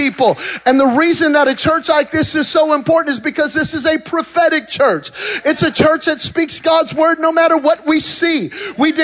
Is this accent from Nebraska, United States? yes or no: no; New Mexico, United States; I'm from New Mexico